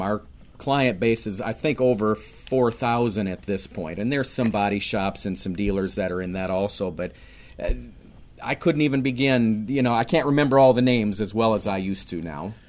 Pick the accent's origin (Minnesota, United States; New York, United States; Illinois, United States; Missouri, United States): Minnesota, United States; Minneapolis; also born or lived in St. Louis area / Raleigh; now in Apex, United States; Born and raised in Minneapolis.